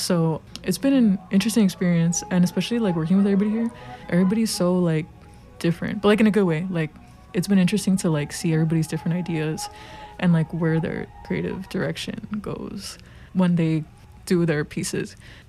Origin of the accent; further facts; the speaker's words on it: Chicago, Illinois, United States; I'm 21. I go by she, her, and I'm from Pilsen, but I live in Brighton Park now.